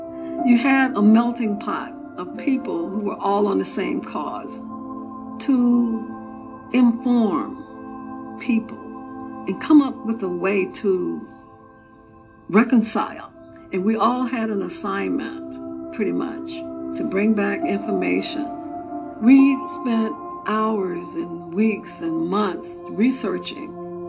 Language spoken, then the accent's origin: English; Apopka, Florida, United States; I grew up in Apopka during the 50s.